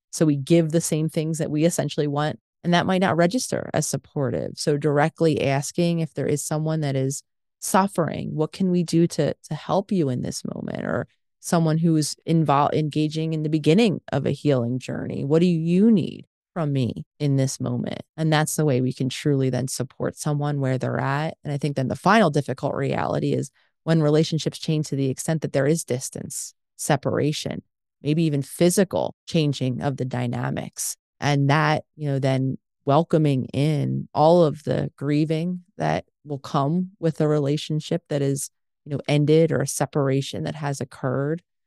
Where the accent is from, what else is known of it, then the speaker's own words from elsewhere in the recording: Philadelphia, Pennsylvania, United States; moved away; hometown in Philadelphia